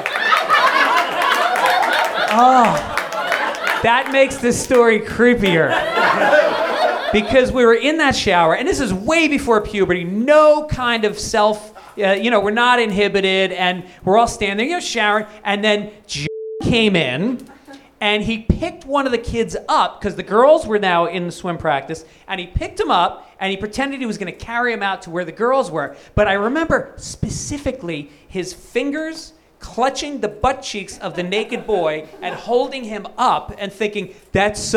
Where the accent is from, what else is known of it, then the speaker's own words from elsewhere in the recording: Tarrytown, New York, United States; I grew up in New York, and I grew up like upper middle class. We grew up in a town called Tarrytown, just outside the city